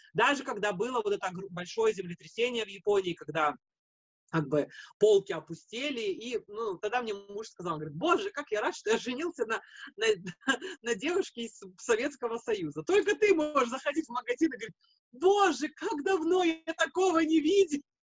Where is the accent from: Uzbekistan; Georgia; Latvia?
Latvia; now in Japan; я из Латвии